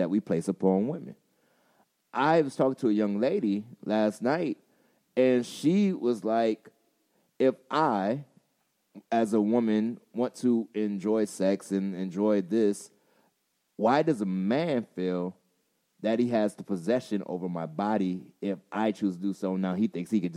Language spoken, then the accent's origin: English; Charleston, South Carolina, United States; I'm from Charleston, South Carolina